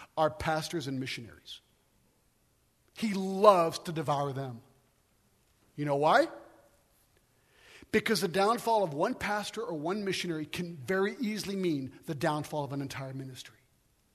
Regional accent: United States; moved away as an adult; now in France; I'm an American

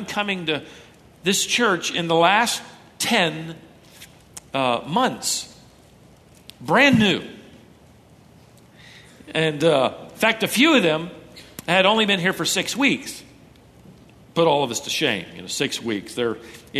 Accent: Minnesota, United States; moved away; I was born in Minnesota

